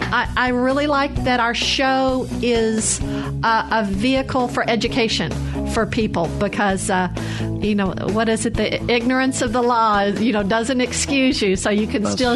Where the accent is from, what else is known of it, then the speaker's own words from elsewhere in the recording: Arkansas, United States; now in Mississippi, United States; I grew up in Arkansas.